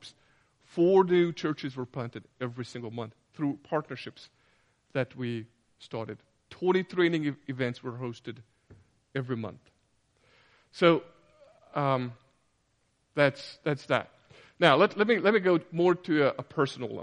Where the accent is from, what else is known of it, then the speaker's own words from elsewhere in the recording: Hungary; we're from Hungary, and fascism and communism left their deep and cruel marks, not just on the nation, but on our family as well.